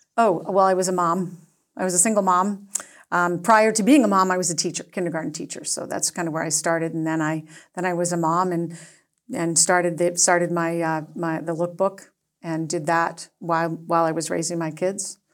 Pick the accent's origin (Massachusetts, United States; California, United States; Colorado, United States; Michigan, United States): Massachusetts, United States; Acton; now in Nantucket, United States; I grew up in Acton, it was a small town